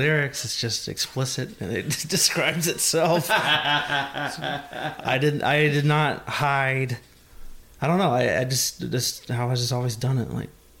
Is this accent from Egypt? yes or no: no; Arkansas and Texas border, United States; now in New York, United States; But I grew up in Arkansas and in Texas, right there on the line.